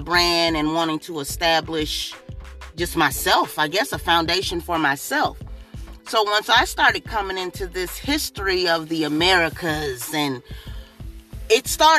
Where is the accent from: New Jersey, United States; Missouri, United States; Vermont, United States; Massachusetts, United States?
Missouri, United States; Kansas City; also born or lived in Jackson, Tennessee; now in Springfield, United States; I was born here in Springfield, Missouri, raised in Kansas City, Missouri, but my family originates from Tennessee